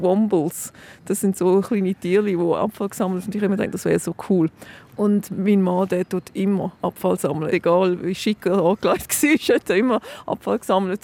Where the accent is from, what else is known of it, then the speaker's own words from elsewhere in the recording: London, United Kingdom; now in Zurich, Switzerland; Ich bin in London aufgewachsen